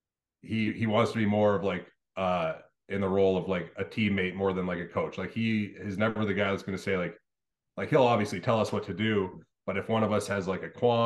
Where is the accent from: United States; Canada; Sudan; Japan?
Canada; Winnipeg, Manitoba; growing up in Winnipeg